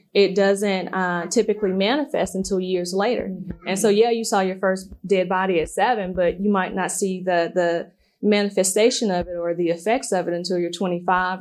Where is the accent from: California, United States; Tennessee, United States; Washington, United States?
Tennessee, United States; Memphis; growing up in South Memphis